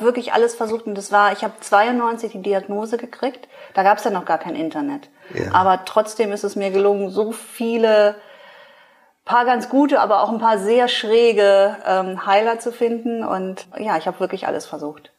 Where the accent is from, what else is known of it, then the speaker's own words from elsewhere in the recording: farm near Pinneberg district, Schleswig-Holstein, Germany; ich bin auf dem Bauernhof groß geworden.